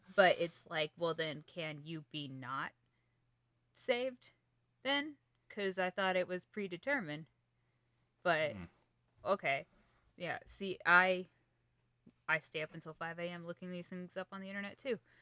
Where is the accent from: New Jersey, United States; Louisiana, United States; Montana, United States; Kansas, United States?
Kansas, United States; I'm from Kansas